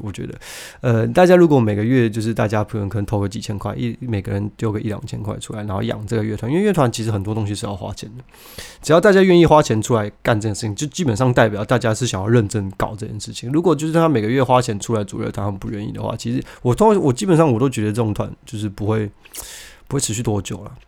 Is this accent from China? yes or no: no; Taiwan; 那我们身为台湾人